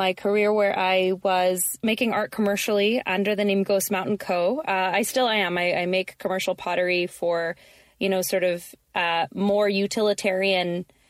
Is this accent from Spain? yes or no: no; Canada; also born or lived in Victoria, British Columbia; I am a Canadian of Colombian and other assorted descent, living on unceded Lekwungen and Wasanich territory, also known as Victoria, BC